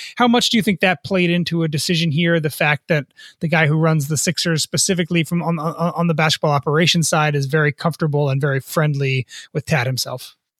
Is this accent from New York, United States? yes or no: yes; New York area, United States; I grew up in the New York area